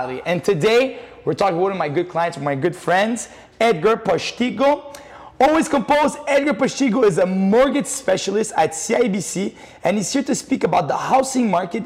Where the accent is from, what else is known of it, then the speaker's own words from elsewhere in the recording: Montreal, Quebec, Canada; growing up in Montreal